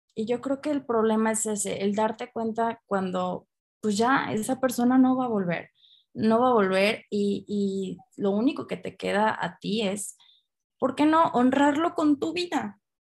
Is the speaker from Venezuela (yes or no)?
no; Aguascalientes, Mexico; de aquí de, de Aguascalientes, de donde yo soy de México